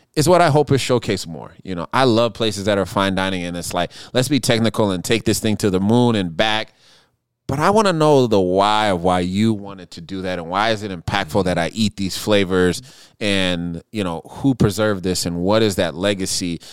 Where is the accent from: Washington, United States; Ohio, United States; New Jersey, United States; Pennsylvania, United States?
Washington, United States; Seattle; now in Minneapolis, United States; I grew up in Seattle